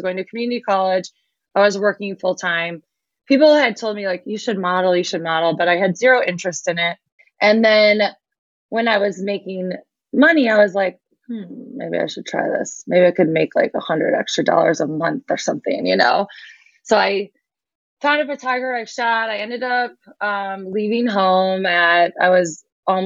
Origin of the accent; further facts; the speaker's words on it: Michigan, United States; I grew up in Michigan